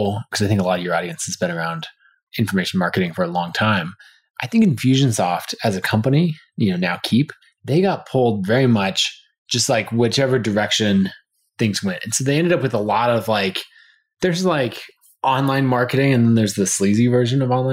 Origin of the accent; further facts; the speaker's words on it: outside of Boise, Idaho, United States; I grew up about 45 minutes to an hour outside of Boise up in the mountains